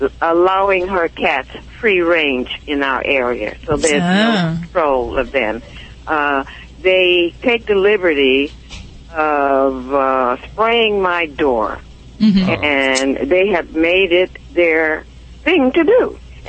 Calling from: Port Hueneme, California, United States; I'm calling for lovely Port Hueneme, California, little military town.

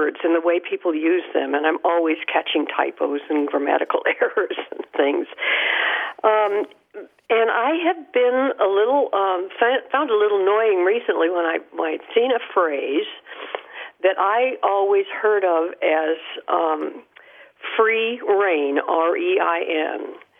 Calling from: Kerrville, Texas, United States; Hi, this is …, and I'm calling from Kerrville, Texas.

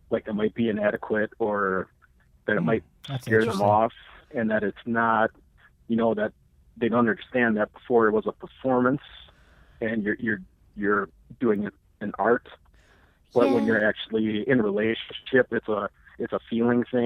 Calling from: Wisconsin, United States; calling from Wisconsin.

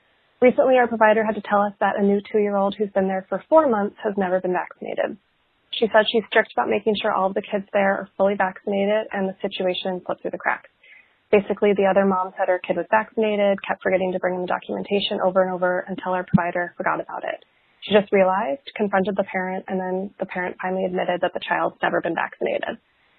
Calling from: Portland, United States; calling from Portland

